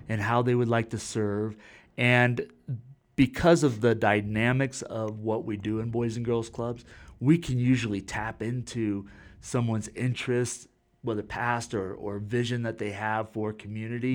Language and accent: English; Florida, United States; I was born in Florida